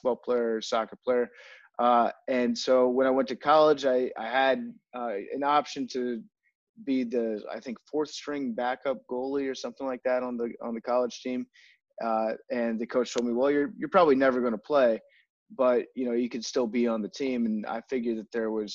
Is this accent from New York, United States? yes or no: no; Fairfax County, Northern Virginia, United States; I am originally from Northern Virginia. I grew up in Fairfax County